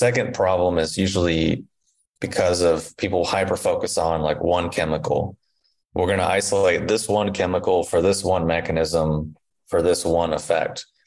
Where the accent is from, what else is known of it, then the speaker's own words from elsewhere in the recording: Indiana, United States; also born or lived in Kentucky; where I grew up in Indiana and in Kentucky